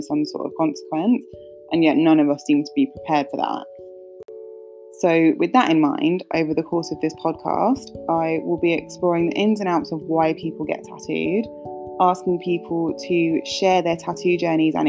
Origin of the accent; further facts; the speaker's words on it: London, United Kingdom; growing up in North London